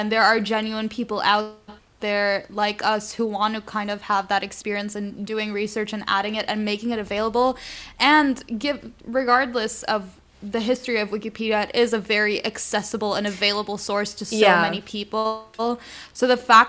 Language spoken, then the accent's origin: English; Lebanon; as I was growing up in Lebanon